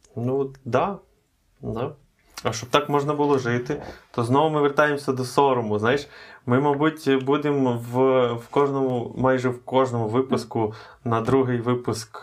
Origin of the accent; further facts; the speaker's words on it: Ukraine; Ми з України.